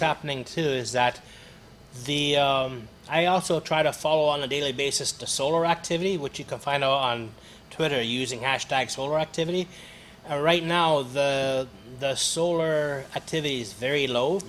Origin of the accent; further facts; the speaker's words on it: Hamilton, Ontario, Canada; also born or lived in Toronto; I'm originally from Hamilton, Ontario